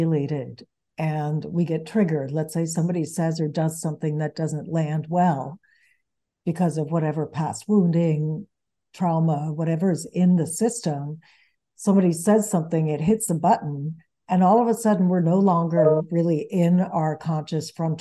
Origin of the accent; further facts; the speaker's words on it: United States; English is a second language; also born or lived in New York; Even though I grew up in the United States, mm-hmm. I was going to Venezuela and Sweden every year where the bulk of my family lives. And English was my third language